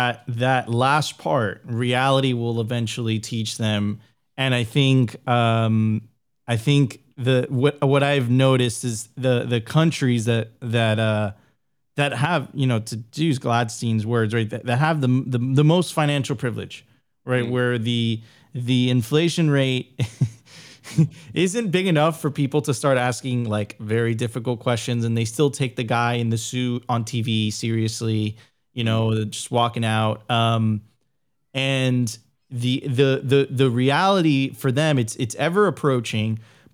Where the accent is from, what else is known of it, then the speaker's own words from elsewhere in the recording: Venezuela; now in United States; Yeah, I'm personally from Venezuela. I'm originally from Venezuela. I immigrated to the United States.